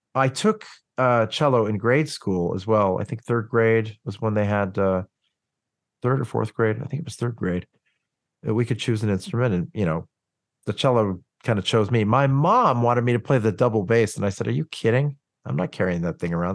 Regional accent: Oklahoma City, Oklahoma, United States; growing up in Oklahoma City

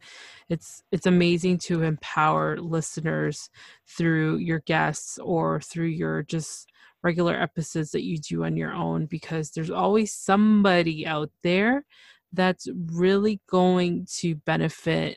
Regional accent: Canada; I'm from Canada, so we don't have that option of Spanish.

